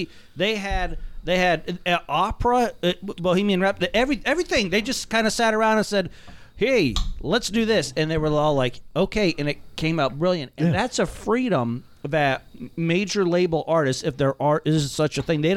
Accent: South Florida, United States; I'm from South Florida

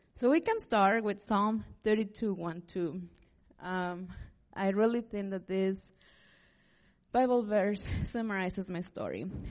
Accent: Liberal, Kansas, United States; moved away as an adult; also born or lived in Manhattan, Kansas; I'm from Southwest Kansas too, from Liberal

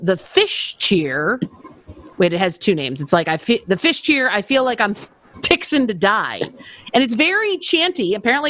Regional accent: Buffalo, New York, United States; I'm from Buffalo.

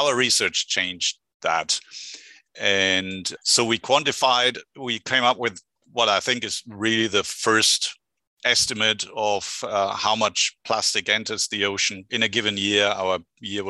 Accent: Germany; accent: German; English is a second language; moved away as an adult; also born or lived in Berlin / United Kingdom / France; now in Santa Barbara, United States; I hail from Germany, which you can probably hear by the accent, but I've been a California transplant for the last 17 years

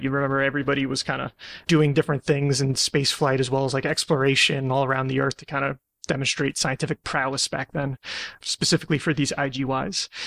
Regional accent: United States; I'm an American

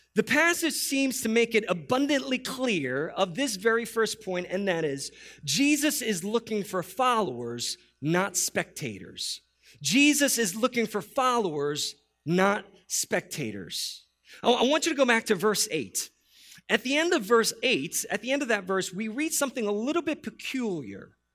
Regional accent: New York City, New York, United States; moved away; I, I born and raised in New York City

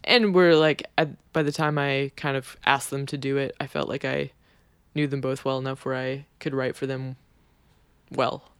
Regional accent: Kelowna, British Columbia, Canada; now in New York, United States; My parents don't live in my hometown anymore. They live in Vancouver

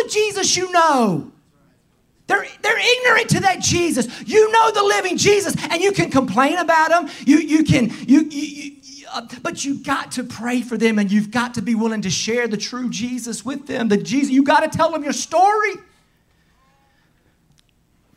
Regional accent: the South, United States; accent: strong southern; my strong southern accent

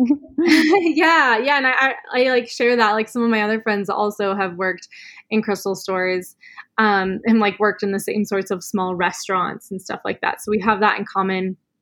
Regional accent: Sedona, Arizona, United States; I was born and raised in Sedona.

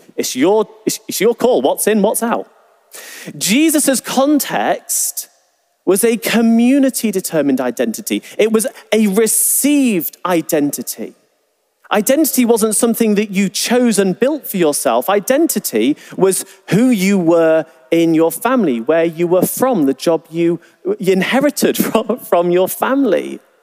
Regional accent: England, United Kingdom; we're from England

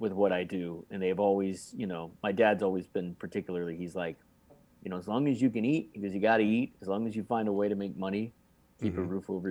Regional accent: Arlington, Texas, United States; I grew up in Arlington, which is right between Dallas and Fort Worth

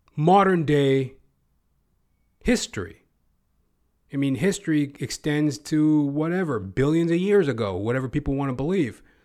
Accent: Edmonton, Alberta, Canada; moved away; My old stomping ground, by the by. I'm originally from Edmonton, Alberta.

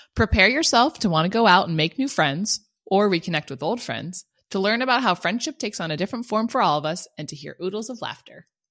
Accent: United States; I'm an American

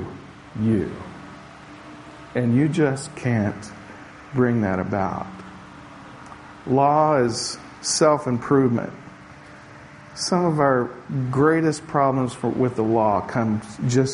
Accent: the South, United States; moved away; also born or lived in Portugal; I grew up in the South where a wedding was cake and punch and maybe some peanuts if you were lucky back in those days

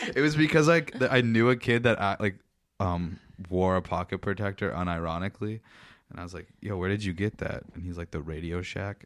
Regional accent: Meaford, Ontario, Canada; Mayfield's not too bad of a place to be from

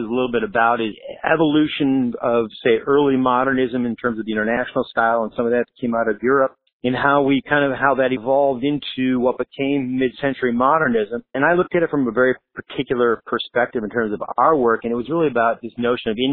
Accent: Michigan, United States; now in Southern California, United States; I grew up in Michigan

